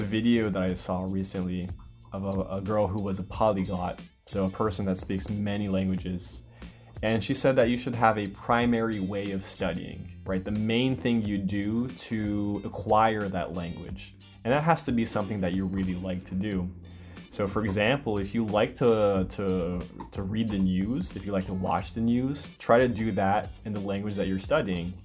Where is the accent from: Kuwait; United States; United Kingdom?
United States; first language English; I'm originally from the United States, so obviously my native language is English.